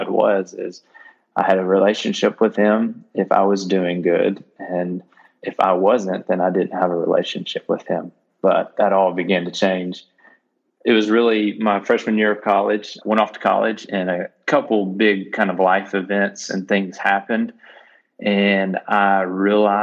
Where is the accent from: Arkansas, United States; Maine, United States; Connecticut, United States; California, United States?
Arkansas, United States; North Little Rock; I grew up in the North Little Rock area in Arkansas